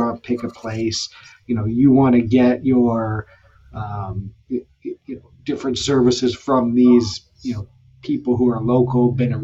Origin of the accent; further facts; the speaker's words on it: Belleville, Ontario, Canada; now in Peterborough, Canada; I grew up in the Belleville area